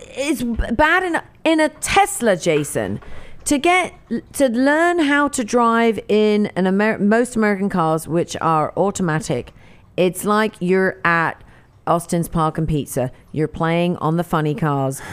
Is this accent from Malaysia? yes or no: no; England, United Kingdom; now in United States; I grew up in England